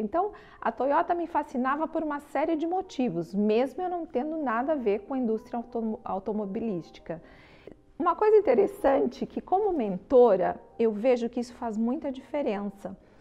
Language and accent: Portuguese; Brazil; nós somos brasileiros